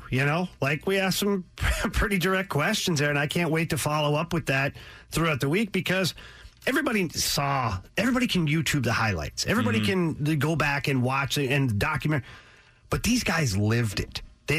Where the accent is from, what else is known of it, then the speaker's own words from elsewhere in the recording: Ottawa, Ontario, Canada; I'm from Canada, originally from Ottawa, Canada, and I grew up